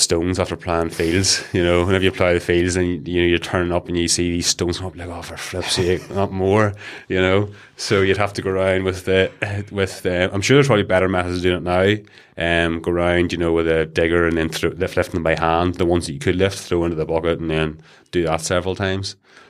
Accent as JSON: {"language": "English", "town": "Leitrim", "region": "Northern Ireland", "country": "United Kingdom", "tie": "born or raised there", "said": "So I was born and bred in a village called Leitrim. It's outside Castle Wellen, near Newcastle."}